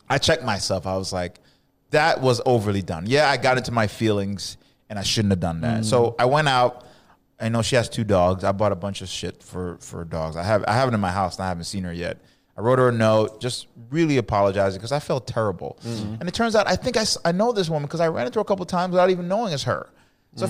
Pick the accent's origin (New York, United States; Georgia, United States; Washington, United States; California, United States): New York, United States; I'm from New York